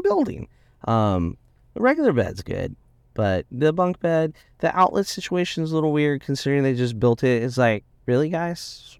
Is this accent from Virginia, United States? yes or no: no; Indiana, United States; I grew up in Indiana.